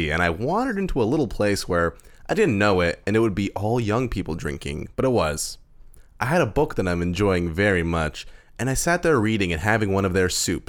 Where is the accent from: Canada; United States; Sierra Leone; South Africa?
Canada; Winnipeg, Manitoba; I'm from Winnipeg.